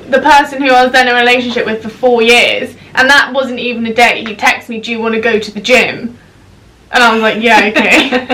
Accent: United Kingdom; that's the thing with British people.

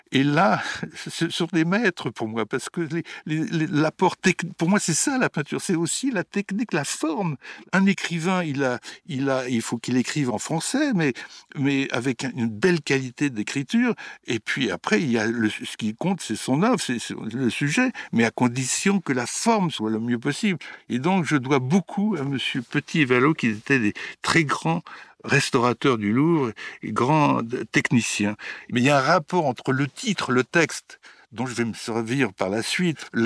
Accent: Bourgogne-Franche-Comté, France; autant mon enfance en Bourgogne avec un oncle un oncle alcoolique, un oncle génial, un oncle qui faisait de l'art brut

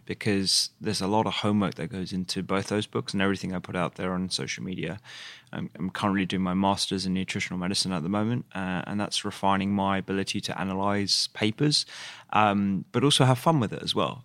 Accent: London, United Kingdom; I grew up in East London, um, with my parents, uh, who are both of Indian origin

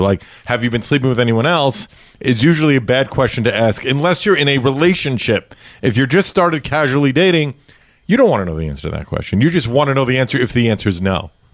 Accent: New York City, New York, United States; I grew up in Brooklyn, New York

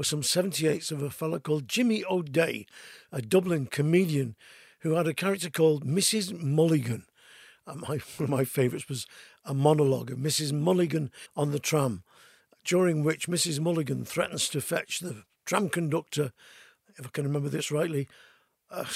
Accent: Manchester, North West England, United Kingdom; growing up in Crumsall with a few Irish ballads off by heart

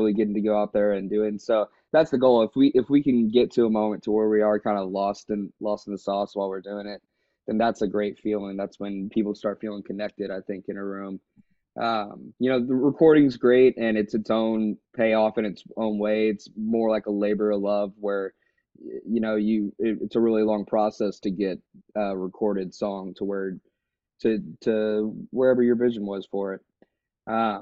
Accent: Houston, Texas, United States; also born or lived in Lake Charles, Louisiana; I grew up here in Houston.

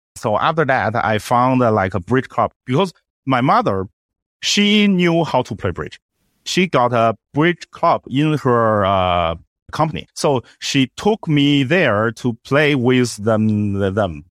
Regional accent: Beijing, China; English is a second language; my hometown, Beijing

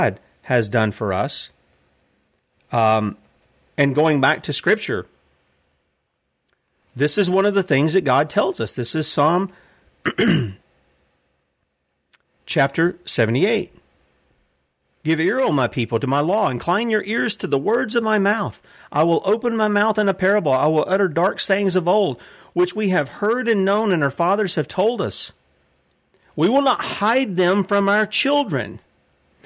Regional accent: United States; We, as the American people

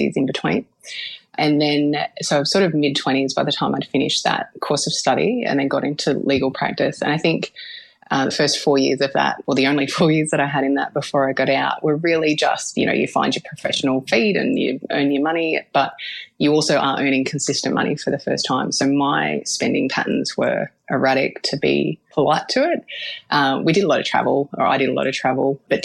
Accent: Melbourne, Victoria, Australia; I'm from Melbourne in the northern suburbs

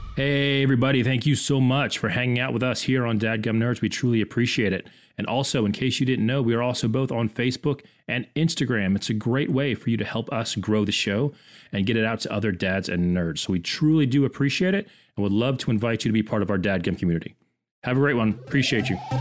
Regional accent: Orlando, Florida, United States; I grew up in Orlando, I grew up around Disney

